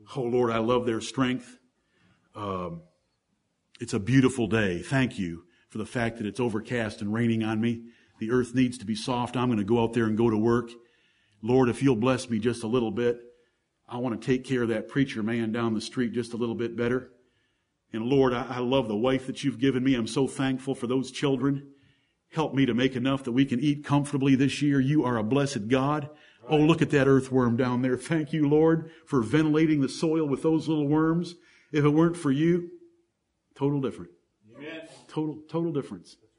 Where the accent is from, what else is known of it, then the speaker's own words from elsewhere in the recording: Ann Arbor, Michigan, United States; I grew up in Ann Arbor, Michigan